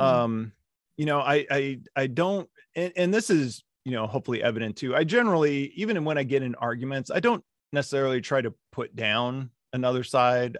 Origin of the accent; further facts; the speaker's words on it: Las Vegas, Nevada, United States; moved away as an adult; also born or lived in Central Virginia; I grew up in Las Vegas